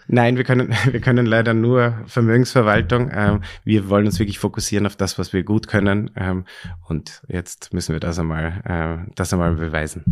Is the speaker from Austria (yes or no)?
yes; Styria, Austria; now in Vienna, Austria; ich bin ähm, in der Steiermark aufgewachsen